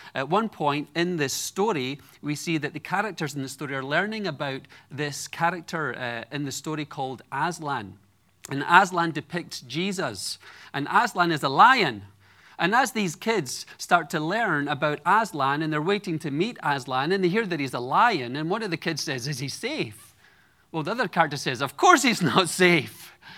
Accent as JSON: {"language": "English", "town": "Edinburgh", "region": "Scotland", "country": "United Kingdom", "tie": "born or raised there", "moved": "yes", "said": "I grew up in Edinburgh, Scotland, the capital city"}